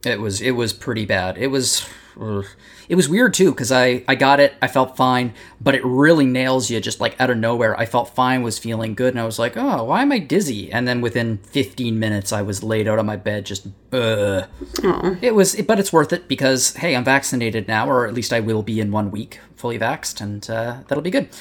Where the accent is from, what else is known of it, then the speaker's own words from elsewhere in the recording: Canada; I'm Canadian